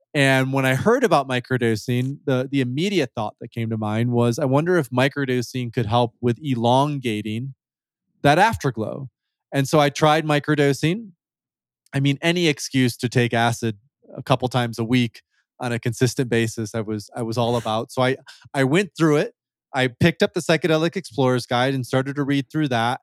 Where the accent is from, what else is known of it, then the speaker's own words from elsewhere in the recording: West Michigan, United States; moved away as an adult; also born or lived in Turkey; I'm from Michigan originally, so from Grand Rapids. I grew up in, like, a small, small town in West Michigan, fifteen thousand people.